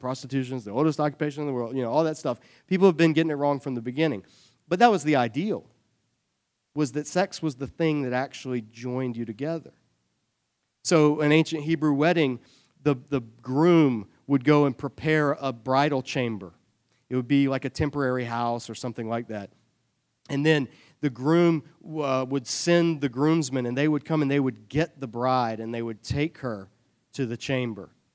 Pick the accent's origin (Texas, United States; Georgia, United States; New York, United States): Georgia, United States; Savannah; I grew up in Savannah, Georgia.